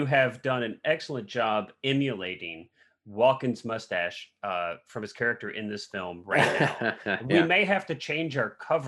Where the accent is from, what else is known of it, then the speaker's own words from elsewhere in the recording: the Midwest, outside St. Louis, Missouri, United States; also born or lived in Bootheel, southeast Missouri; I grew up in the Midwest